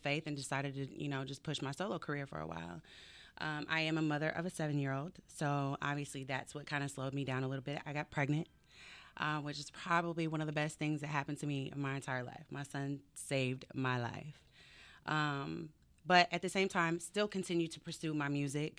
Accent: Henry County, metro Atlanta, Georgia, United States; I grew up in Henry County

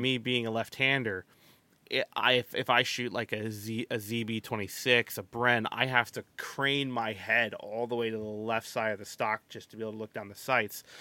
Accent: United States; I'm American, I have a pass

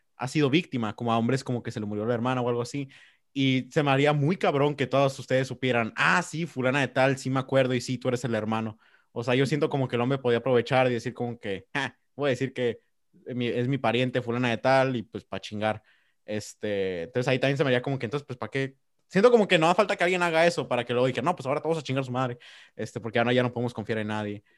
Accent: Mexico; vernos como mexicanos

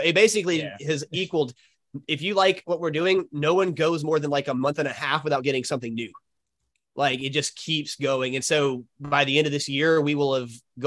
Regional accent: Alabama, United States; We're from Alabama

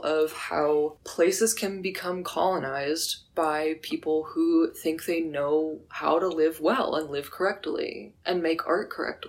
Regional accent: Northeast Kansas, United States; There's a neighborhood in my hometown that is two streets large. It takes up two streets.

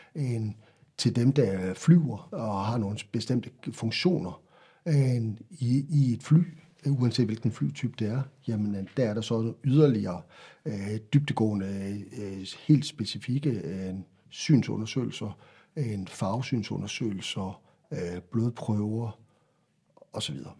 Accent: Central Jutland, Central Denmark Region, Denmark; also born or lived in Faroe Islands / Fredericia; Købte hus i Midtjylland, hvor jeg kommer fra, flyttede derop

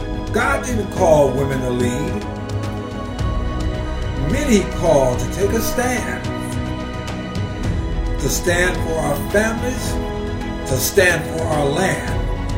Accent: California, United States; now in Arizona, United States; I've only been in Arizona for a little bit more than 3 years now. I come from California.

